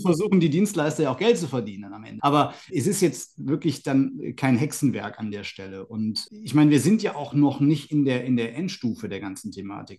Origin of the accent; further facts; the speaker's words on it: Aachen, North Rhine-Westphalia, Germany; Aber erstmal ist Aachen halt meine Heimatstadt. Hier bin ich geboren, hier bin ich aufgewachsen